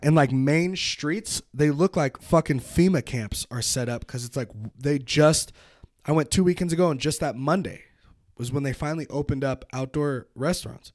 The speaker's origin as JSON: {"language": "English", "town": "Petaluma", "region": "California", "country": "United States", "tie": "born or raised there", "also_born_or_lived": "San Francisco", "moved": "as an adult", "lives_now": "Reno, United States", "said": "I grew up in Petaluma"}